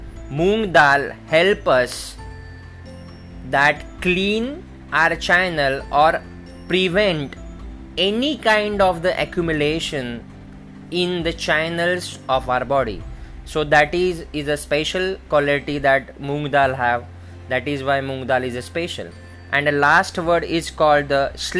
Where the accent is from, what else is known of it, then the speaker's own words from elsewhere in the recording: India; In Hindi, in India, we in a local language is called moong dal.